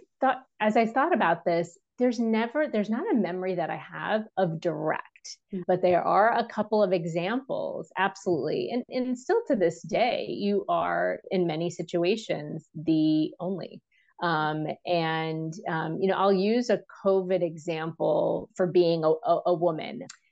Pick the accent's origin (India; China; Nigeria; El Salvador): India; because it wasn't about me advocating as an Indian woman in a room.